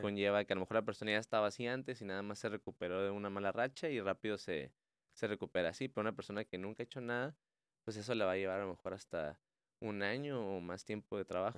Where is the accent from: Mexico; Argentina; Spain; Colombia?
Mexico; nuestra dieta como mexicanos